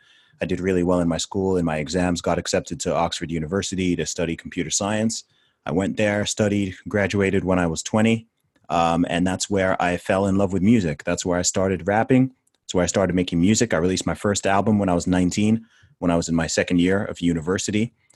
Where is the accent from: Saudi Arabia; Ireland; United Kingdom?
Saudi Arabia; accent: American; No, it's because it's from growing up in Saudi.